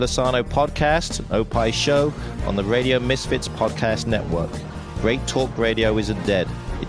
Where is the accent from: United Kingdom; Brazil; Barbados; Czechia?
United Kingdom; England; now in Illinois, United States; I am from England.